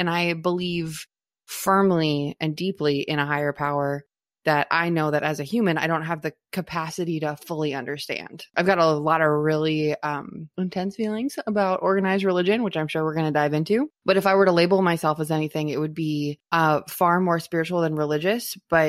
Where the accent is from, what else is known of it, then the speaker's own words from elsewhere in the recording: Minnesota, United States; now in North Carolina, United States; I grew up in Minnesota and was baptized and confirmed Lutheran.